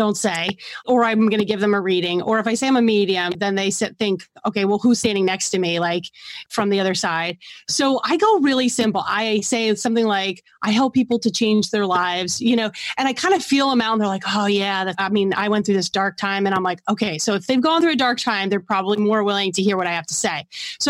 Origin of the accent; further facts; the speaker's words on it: New York City, New York, United States; I'm from New York City